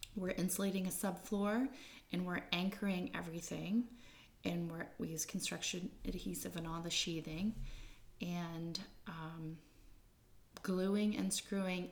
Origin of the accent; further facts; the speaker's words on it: Smyrna, Maine, United States; So we're from the area. We grew up in Smyrna, just south of Holton.